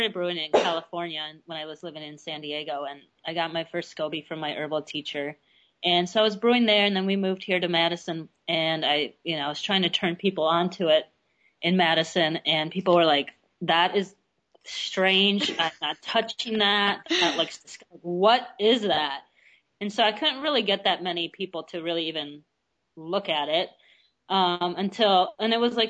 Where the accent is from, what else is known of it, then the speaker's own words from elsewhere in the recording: Russia; born there; I was born in Russia, and that was, you know, what you drank because you didn't have soda or anything else.